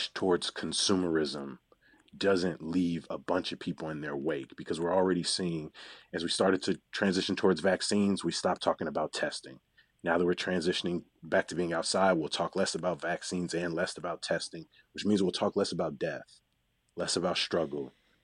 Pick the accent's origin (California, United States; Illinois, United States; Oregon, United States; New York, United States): Illinois, United States; Chicago; I'm a Chicagoan